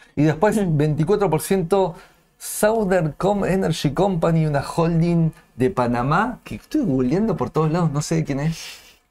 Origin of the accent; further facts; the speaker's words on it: Argentina; como, argentino